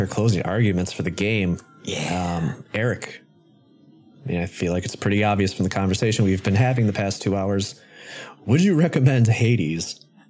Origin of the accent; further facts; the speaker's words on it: Wisconsin, United States; my home state